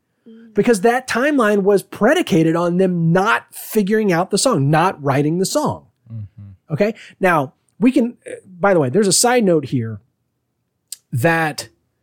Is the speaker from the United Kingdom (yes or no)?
yes; United Kingdom; I'm a British man doing a Southern accent.